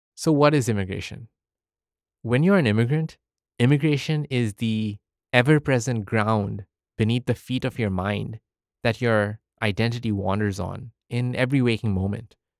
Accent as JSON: {"language": "English", "country": "United Arab Emirates", "tie": "born or raised there", "moved": "as an adult", "lives_now": "United States", "said": "I was born in the United Arab Emirates, or the U A E, to Indian parents. I spent eighteen years of my life in the U"}